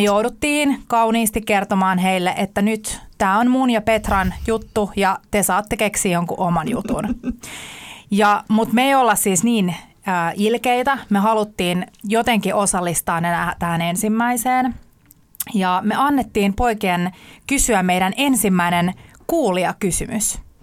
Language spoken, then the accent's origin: Finnish; Sipoo, Uusimaa, Finland; asuin lapsuuteni Sipoossa metsän keskellä yksin